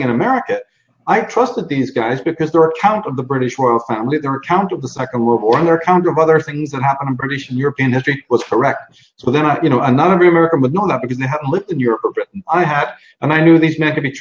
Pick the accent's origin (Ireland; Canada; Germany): Ireland; moved away as an adult; also born or lived in London; now in United States; I'm born in Ireland, grew up in Ireland, but spent a lot of time in London